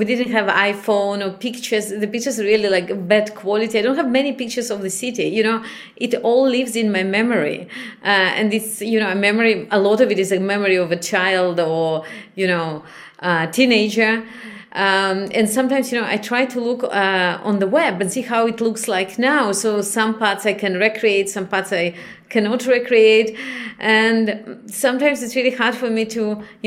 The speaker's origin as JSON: {"language": "English", "town": "Chisinau", "country": "Moldova", "tie": "born or raised there", "also_born_or_lived": "Israel", "moved": "yes", "said": "I was born in Chisinau, which is the capital of Moldavia"}